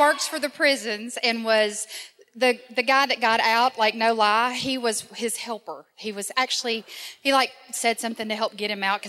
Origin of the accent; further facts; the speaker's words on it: Nashville, Tennessee, United States; Actually, here in Nashville.